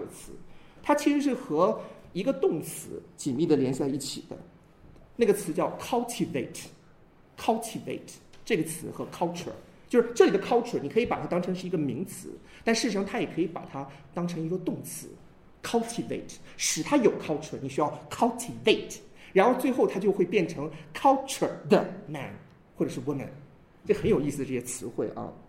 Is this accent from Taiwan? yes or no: no; China; 我们中国人其实特别喜欢一说到文化，说到我们中国文化